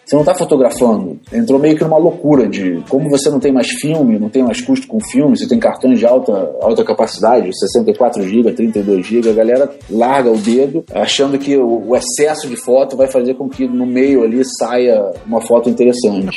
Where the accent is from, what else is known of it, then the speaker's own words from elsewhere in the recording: Brazil; eu não sou italiano, eu sou do Brasil